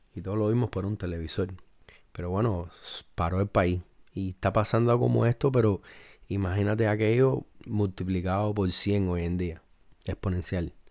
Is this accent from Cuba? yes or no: yes; Cuba; yo soy cubano